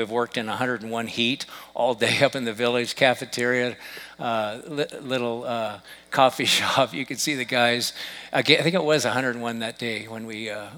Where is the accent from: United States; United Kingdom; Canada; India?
United States; I'm an American